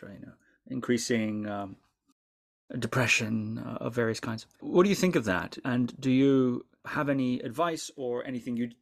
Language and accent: English; Shetland Islands, Scotland, United Kingdom; When I grew up in the Shetland Islands, which is quite far north